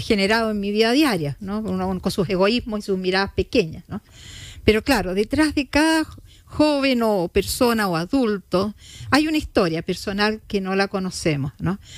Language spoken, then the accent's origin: Spanish; Chile; como chilenos